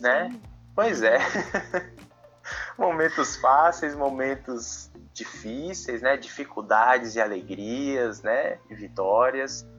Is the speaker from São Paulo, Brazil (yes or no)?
no; Brasília, Federal District, Brazil; também sou deficiente visual e sou de Brasília